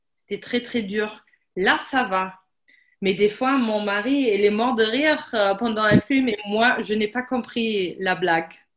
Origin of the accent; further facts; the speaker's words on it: Germany; French is a second language; also born or lived in Paris, France; moi je suis allemande